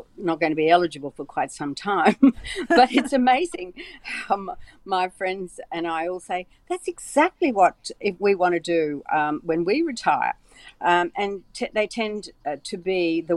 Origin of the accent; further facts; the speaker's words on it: Brisbane, Queensland, Australia; I'm from Brisbane.